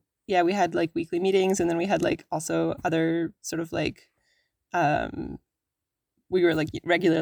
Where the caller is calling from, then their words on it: Whitehorse, Yukon, Canada; also born or lived in Toronto, Ontario / Atlin, British Columbia; I am calling in from Whitehorse, Yukon